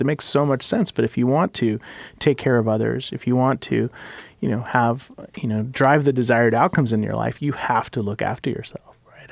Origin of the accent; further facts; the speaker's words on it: Mexico City, Mexico; now in Portland, United States; I was born in Mexico City